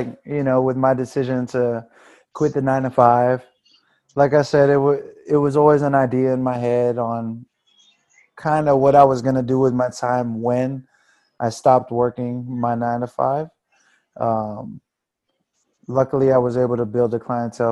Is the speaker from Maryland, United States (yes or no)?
yes; Fort Washington, Maryland, United States; growing up in Fort Washington. You know what I mean? Just being a Fort Washington cat, like, just a PG head